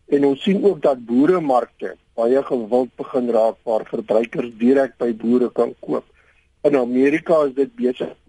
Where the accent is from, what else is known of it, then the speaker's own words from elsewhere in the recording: South Africa; as Suid-Afrikaners ons bly in 'n waterskaars land